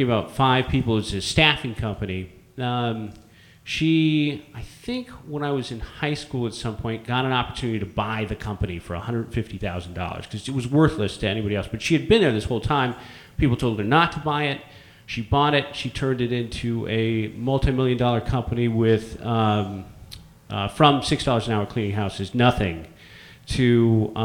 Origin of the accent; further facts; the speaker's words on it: San Francisco, California, United States; born and raised in San Francisco